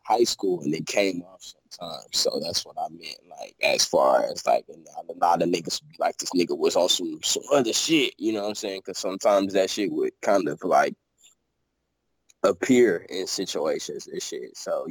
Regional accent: St. Louis, Missouri, United States; moved away; I'm from St. Louis

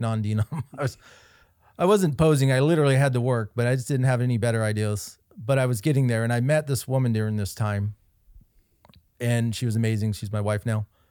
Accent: Kansas City, Kansas, United States; That's my hometown, Kansas City, Kansas.

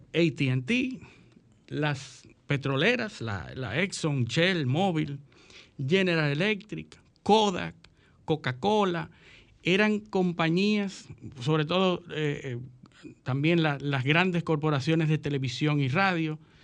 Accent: Dominican Republic; como dominicanos

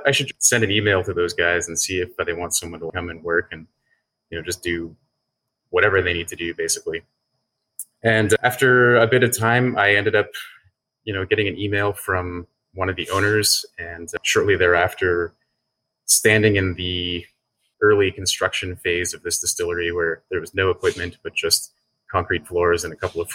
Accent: Cape Breton, Nova Scotia, Canada; also born or lived in Toronto / Sweden; now in Halifax, Canada; Where I'm from, I grew up in Nova Scotia in a really small town in Cape Breton

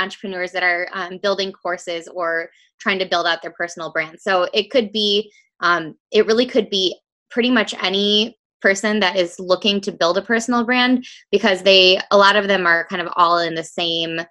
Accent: Rockford, Illinois, United States; I am from the Chicago area, specifically Rockford, Illinois in the U.S.

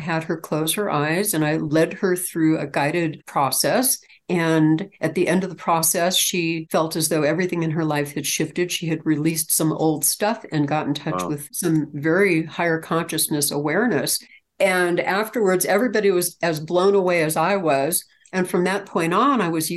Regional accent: California, United States; I'm from California originally. I'm actually a California native

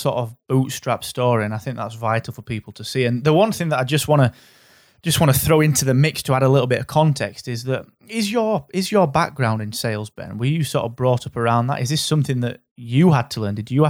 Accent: England, United Kingdom; accent: English; in my overly English accent for you US listeners out there.

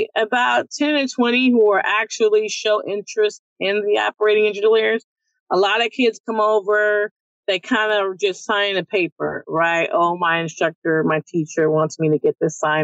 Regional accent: San Francisco, California, United States; growing up where we come from Baby Hunter's Point

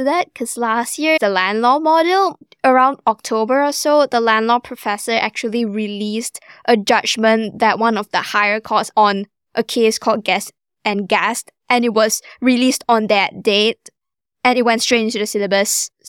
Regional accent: Malaysia; moved away as an adult; now in Belfast, United Kingdom; I'm a final year law student. I'm an international student from Malaysia

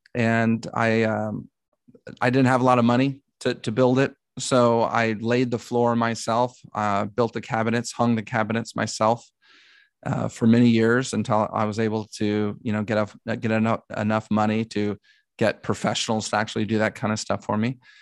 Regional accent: Dallas, Texas, United States; moved away as an adult; now in Los Angeles, United States; I'm from Dallas, Texas, and grew up there

